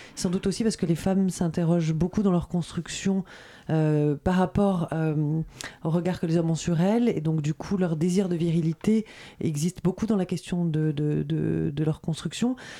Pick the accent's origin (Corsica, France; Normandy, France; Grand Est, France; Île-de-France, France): Corsica, France; je suis corse